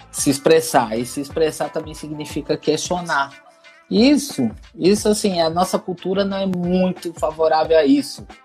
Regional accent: Brazil; eu acho que existe um aspecto também cultural do brasileiro, sim, eu sou brasileiro, eu falo de cadeira, né?

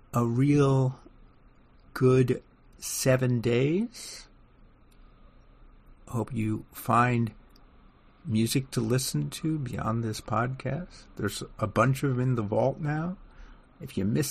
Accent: New York, United States; as a New Yorker

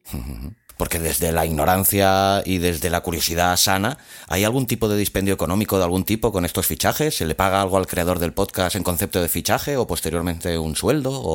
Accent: Catalonia, Spain; yo como catalán

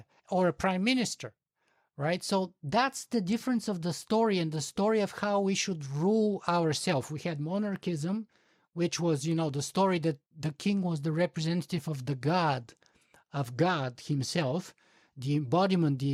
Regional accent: Bulgaria; I'm from Bulgaria

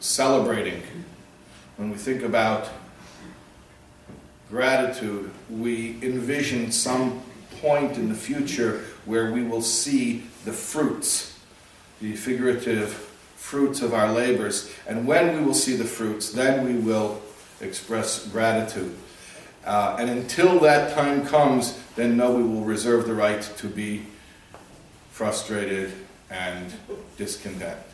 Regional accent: Chicago, Illinois, United States; I grew up in the Midwest in Chicago

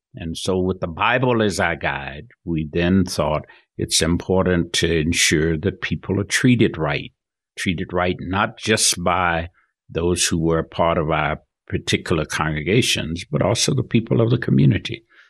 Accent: Georgia, United States; moved away as an adult; also born or lived in Florida; now in Salt Lake City, United States; Born and reared in Georgia, grew up there, went through high school, left to go to college.

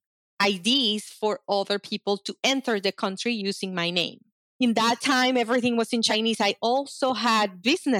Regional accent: Venezuela; now in United States; I grew up in Venezuela, so all the songs were in Spanish

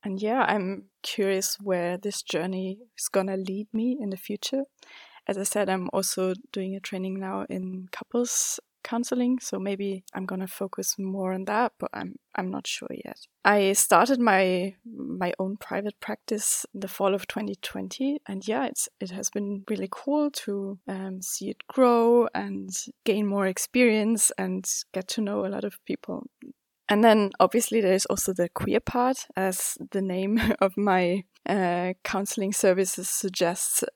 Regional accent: Zurich, Switzerland; also born or lived in China; I was born and raised here in Zurich in Switzerland

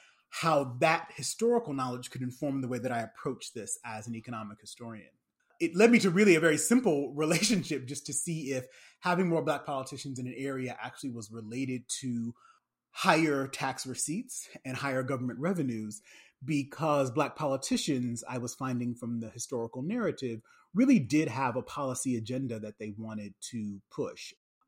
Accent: St. Paul, Minnesota, United States; moved away as an adult; also born or lived in Wisconsin / Berkeley, California; now in Ohio, United States; Originally, I'm from St. Paul, Minnesota

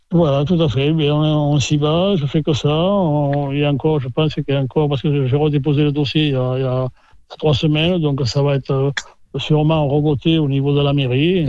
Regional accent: Blasimon, Nouvelle-Aquitaine, France; also born or lived in Landes; Je suis blasimouné de, de souche.

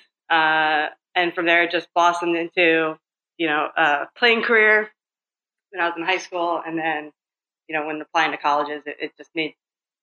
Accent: New York, United States; moved away as an adult; And I grew up in New York

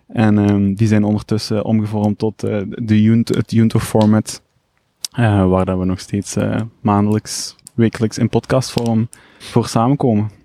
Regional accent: Limburg, Flanders, Belgium; moved away as an adult; now in Ghent, Belgium; Limburger, origineel Limburger

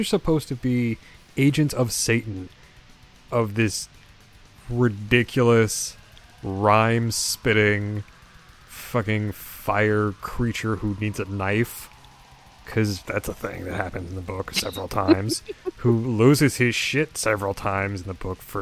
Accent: United States; I'm an American

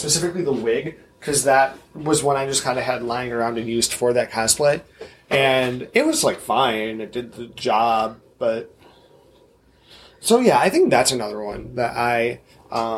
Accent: Midwest, United States; as a Midwestern cosplayer

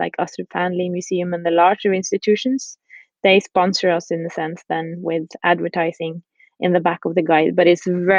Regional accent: Bodø, Nordland, Norway; also born or lived in Iceland; we moved to Norway and to a small city called Bodø, which is up north in Norway

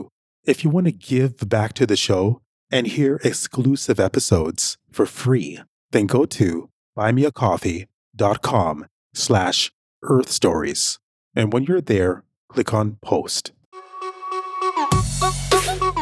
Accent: Jamaica; now in Canada; Where I'm from, I'm originally from Jamaica.

